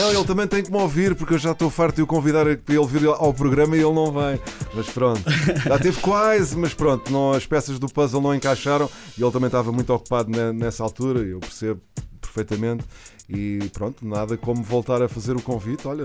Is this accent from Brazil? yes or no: no; Porto, Norte, Portugal; sou do Porto.